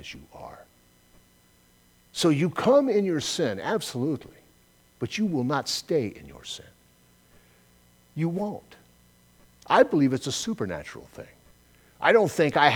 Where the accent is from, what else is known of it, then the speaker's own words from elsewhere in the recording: Southern California, United States; I'm from Southern California, it's where I was born and raised